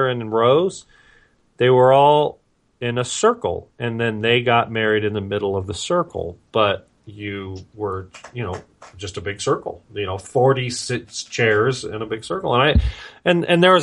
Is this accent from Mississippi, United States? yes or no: no; Vista, California, United States; also born or lived in Carlsbad, California / Oceanside, California; I grew up in North County and I grew up in Vista